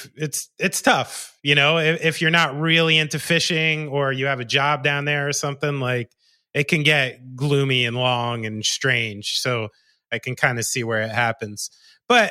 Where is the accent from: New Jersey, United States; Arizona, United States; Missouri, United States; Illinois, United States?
New Jersey, United States; Somerville; we are both from Somerville, New Jersey